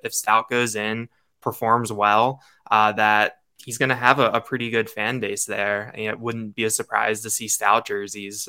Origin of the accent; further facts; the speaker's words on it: outside of Baltimore, Maryland, United States; moved away; I grew up outside of Baltimore